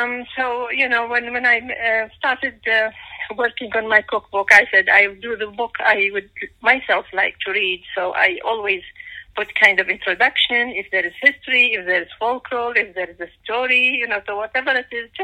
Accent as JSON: {"language": "English", "country": "Iraq", "tie": "born or raised there", "also_born_or_lived": "Baghdad / Mosul", "moved": "as an adult", "lives_now": "United States", "said": "I come from Iraq, and I came to the States in 1990."}